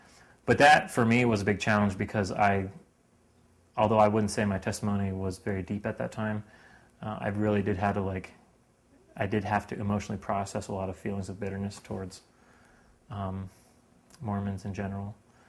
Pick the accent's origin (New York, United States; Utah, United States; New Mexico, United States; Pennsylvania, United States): Pennsylvania, United States; Lancaster; Lancaster, Pennsylvania.